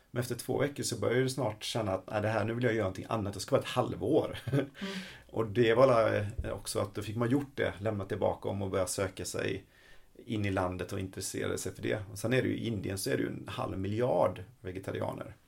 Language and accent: Swedish; Sweden; vi svenskar